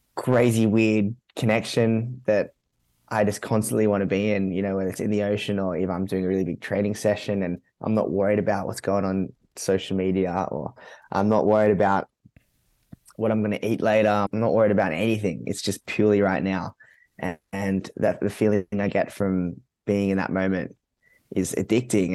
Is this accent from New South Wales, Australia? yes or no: yes; Sydney, New South Wales, Australia; also born or lived in Gold Coast; I grew up in Mount Sydney.